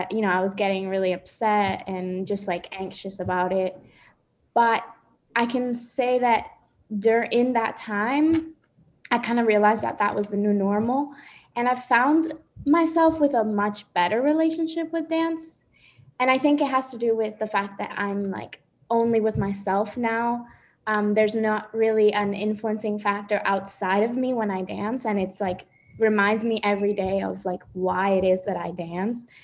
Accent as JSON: {"language": "English", "country": "Dominican Republic", "moved": "yes", "lives_now": "Washington, D.C., United States", "said": "I am currently in Washington, D.C., but I am from Dominican Republic."}